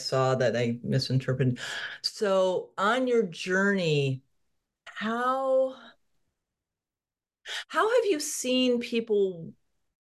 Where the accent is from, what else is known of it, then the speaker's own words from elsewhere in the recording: Connecticut, United States; now in Salem, Oregon, United States; I grew up in Connecticut.